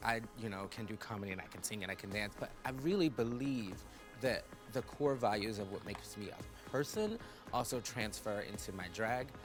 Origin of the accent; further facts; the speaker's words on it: New York City, New York, United States; I'm 32 years old and I'm from New York City